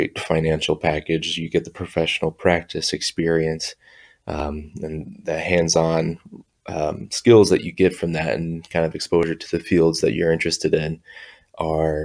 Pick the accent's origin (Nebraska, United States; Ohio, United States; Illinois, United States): Illinois, United States; Bloomington; I am from Bloomington Normal, Illinois